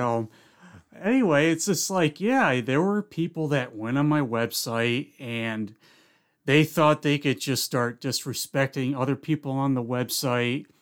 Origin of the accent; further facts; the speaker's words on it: Philmont, New York, United States; also born or lived in Indian Lake, New York; I moved from Indian Lake, we moved down to Philmont, New York, which was where my mom's side of the family was